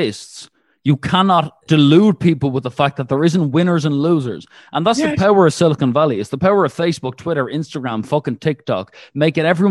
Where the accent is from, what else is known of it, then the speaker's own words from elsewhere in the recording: Ireland; I'm an Irishman